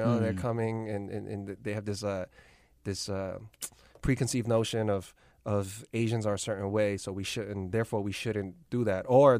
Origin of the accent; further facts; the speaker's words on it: New York City, New York, United States; I grew up Lower East Side.